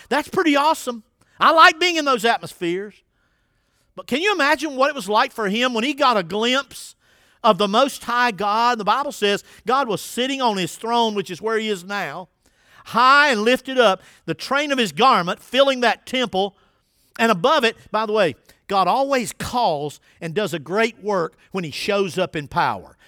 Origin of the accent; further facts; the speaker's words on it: Winston-Salem, North Carolina, United States; now in Dunn, United States; I grew up in Winston-Salem, North Carolina.